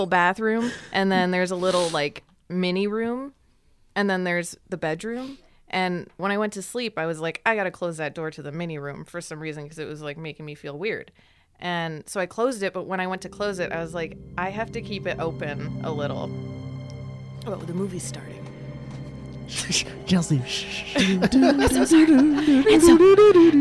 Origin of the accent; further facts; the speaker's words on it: Connecticut, United States; now in Los Angeles, United States; I'm from Connecticut